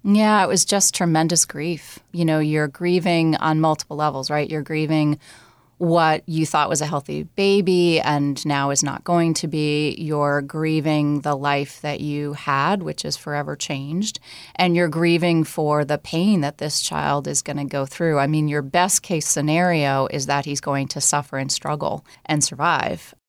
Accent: New Jersey, United States; moved away; I grew up in New Jersey

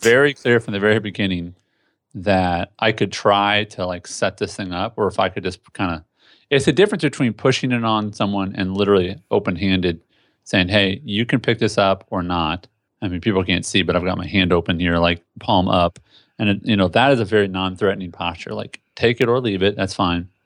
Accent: Indianapolis, Indiana, United States; moved away as an adult; now in Tennessee, United States; I was born and raised in Indianapolis, Indiana

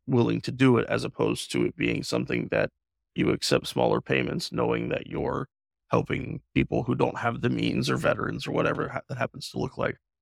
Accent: The Dalles, Oregon, United States; my hometown in the Dalles

